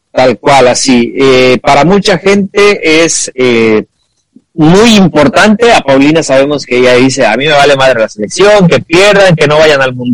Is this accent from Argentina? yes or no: yes; Argentina; yo soy argentino.